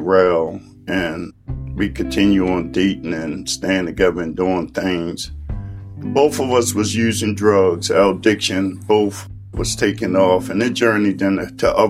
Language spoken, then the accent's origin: English; Baltimore, Maryland, United States; I grew up in East Baltimore